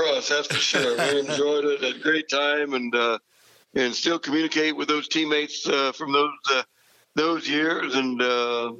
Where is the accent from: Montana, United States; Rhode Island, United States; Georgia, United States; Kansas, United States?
Kansas, United States; Silver Lake; Yeah, kind of three brothers that still live in that area, and all the nephews and nieces, and it was an ideal, you know, growing up opportunity.